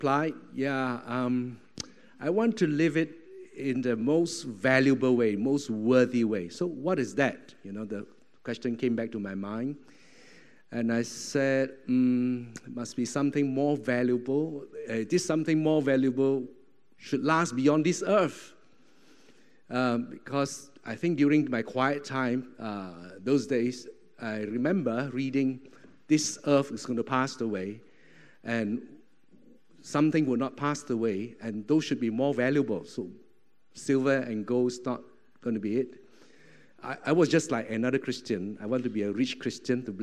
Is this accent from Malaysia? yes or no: yes; Malaysia; moved away as an adult; also born or lived in Singapore; now in Thailand; I was from Malaysia, and went down to Singapore.